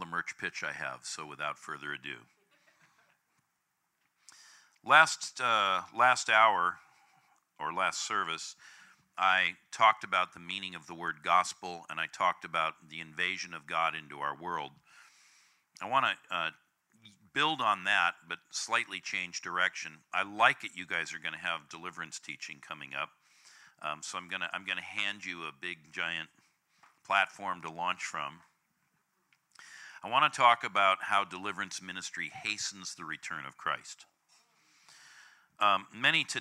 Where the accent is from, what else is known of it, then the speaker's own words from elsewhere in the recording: California, United States; I'm from California